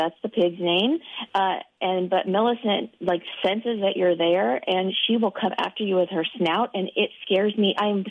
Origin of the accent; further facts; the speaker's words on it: Springfield, Illinois, United States; moved away; I grew up in Central Illinois.